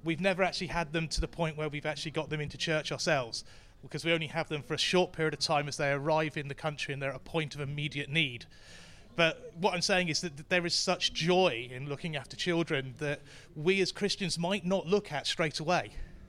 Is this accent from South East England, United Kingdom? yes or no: yes; Basingstoke, South East England, United Kingdom; I'm from Basingstoke, North Hampshire.